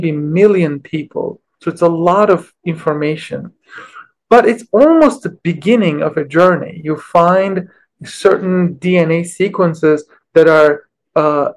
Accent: Istanbul, Turkey; moved away as an adult; I grew up in Istanbul

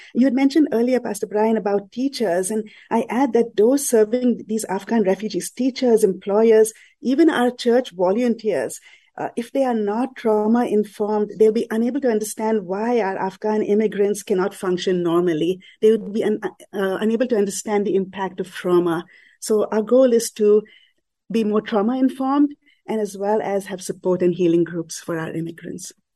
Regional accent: Mumbai, Maharashtra, India; I grew up in Mumbai in a Catholic mm-hmm. family in a predominantly Muslim neighborhood

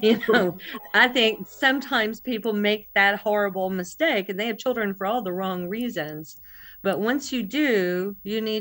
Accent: Alabama, United States; Alabama, United States. And we were raised, I think, um, I, I really feel lucky.

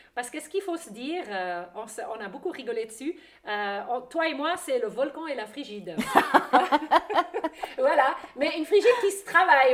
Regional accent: German-speaking Switzerland, Switzerland; French is a second language; moved away; j'ai un petit accent. C'est, je suis une Suisse allemande qui a vécu à l'étranger pendant longtemps

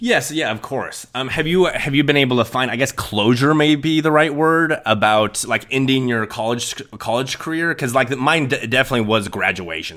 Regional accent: Sidney, Nebraska, United States; I am originally from Sydney, Nebraska. It's a very small town.

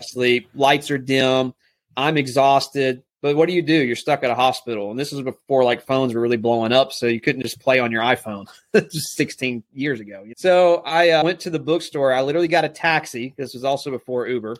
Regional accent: South Alabama, United States; also born or lived in Texas; I live here in South Alabama. Was born and raised in Texas, but moved here when I was six years old. So, this is home

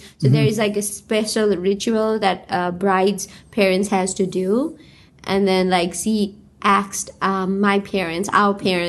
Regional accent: Bhaktapur, Bagmati, Nepal; moved away as an adult; also born or lived in Iowa; now in Seattle, United States; So yeah, I am from Bhaktapur, Nepal. … I'm a new transfer student here in North Seattle College

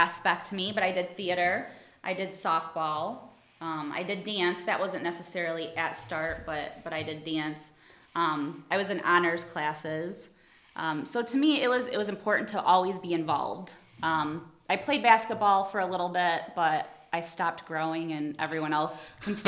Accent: Toledo, Ohio, United States; I grew up in Toledo, Ohio. I was born and raised.

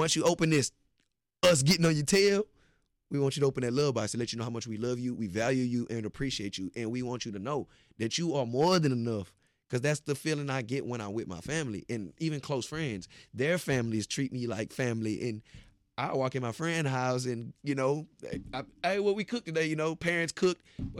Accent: Beaumont, Texas, United States; I'm from Texas, but not only Texas, I'm from Beaumont, Texas.

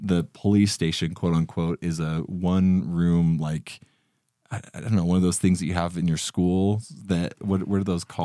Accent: Utah, United States; I'm from Utah, so I deal with a lot of snow

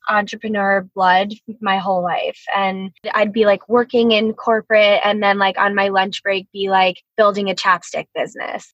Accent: New Jersey, United States; now in Jupiter, United States; I live in Jupiter, Florida. I grew up in New Jersey

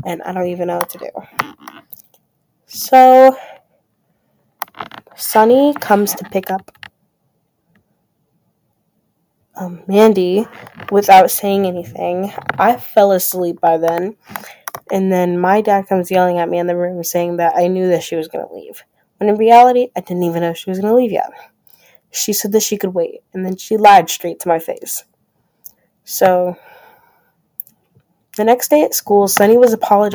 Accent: Grand Rapids, Michigan, United States; I grew up in Grand Rapids, Michigan

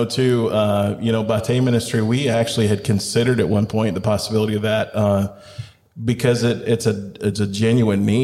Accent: Chattanooga, Tennessee, United States; moved away; I'm from Chattanooga, Tennessee

